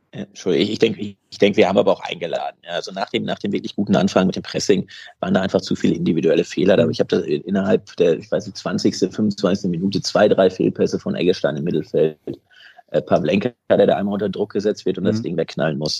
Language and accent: German; Bad Zwischenahn, Lower Saxony, Germany; Ich komme eigentlich aus Bad Zwischenahn.